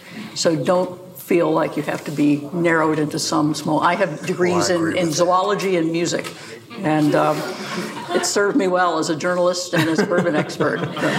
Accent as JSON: {"language": "English", "town": "Louisville", "region": "Kentucky", "country": "United States", "tie": "born or raised there", "also_born_or_lived": "England", "said": "growing up in Louisville."}